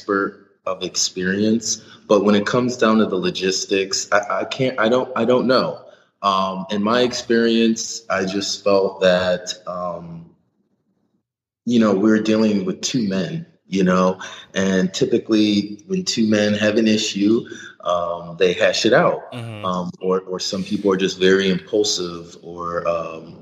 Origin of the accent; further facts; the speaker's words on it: Ohio, United States; I'm from Ohio, so I'm used to those flat freeways.